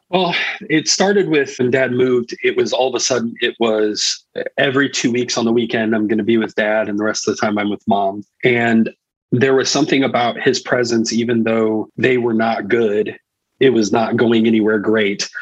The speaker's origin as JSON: {"language": "English", "region": "Indiana", "country": "United States", "tie": "born or raised there", "also_born_or_lived": "Florida", "said": "I was born in Florida, and my parents uh, during the 80s decided that there, there, was more money to be made in Indiana and the RV industry. My dad mm. was in construction and things. And so we moved to Indiana, and I've been in Indiana for the better part of my life, for most of my life. So I live in Northern Indiana"}